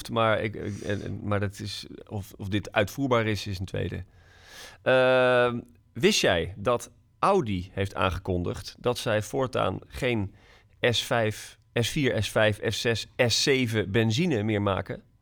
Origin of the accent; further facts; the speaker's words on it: Netherlands; ik ben echt een typische Nederlander